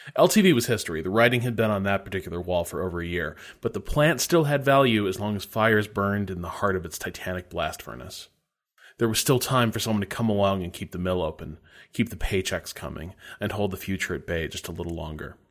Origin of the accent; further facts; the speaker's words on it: Northwest Indiana, United States; I grew up in Northwest Indiana, which is really different from the rest of Indiana